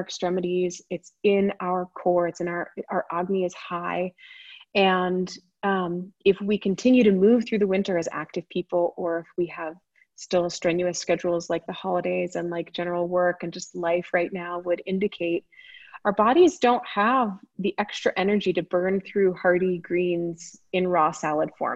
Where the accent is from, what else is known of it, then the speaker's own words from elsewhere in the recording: Boulder, Colorado, United States; moved away; also born or lived in California; I was born and raised in Boulder and then moved away for a long time, obviously, and came back from California, in fact